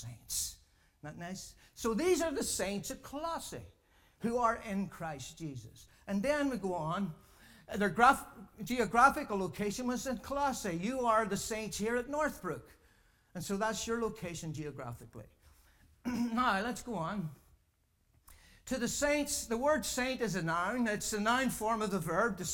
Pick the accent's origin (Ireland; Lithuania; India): Ireland; I'm a saint from Ireland